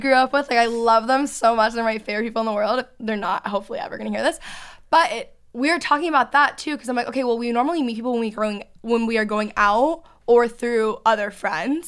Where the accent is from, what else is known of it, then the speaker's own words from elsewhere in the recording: outside of Dallas, Texas, United States; moved away as an adult; also born or lived in Los Angeles; now in Dallas, United States; I grew up outside of Dallas